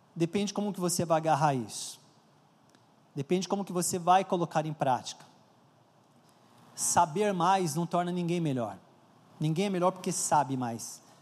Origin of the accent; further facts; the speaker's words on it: São Paulo, Brazil; Eu cresci na, em São Paulo, na Vila Carrão